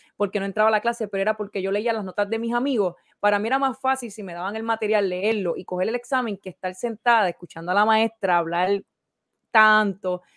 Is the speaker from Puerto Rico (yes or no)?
yes; Orocovis, Puerto Rico; nací en Puerto Rico, en el campo, Orocovis. Me crié